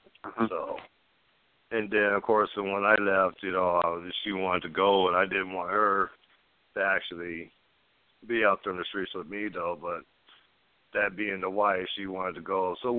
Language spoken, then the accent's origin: English; California, United States; also born or lived in Oceanside; now in Orange County, United States; I was born in Oceanside, California, San Diego